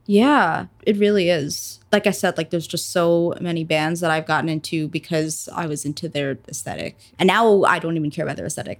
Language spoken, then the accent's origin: English; New Jersey, United States; I am a musician, solo musician, mainly like rock, indie rock, blues type stuff from Jersey, and I mainly play New York City